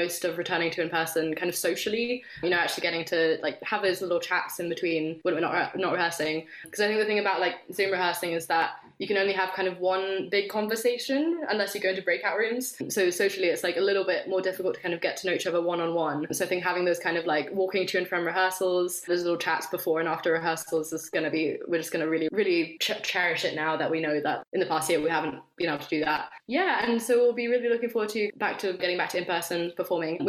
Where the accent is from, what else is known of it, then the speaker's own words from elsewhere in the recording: France; moved away; I'm from France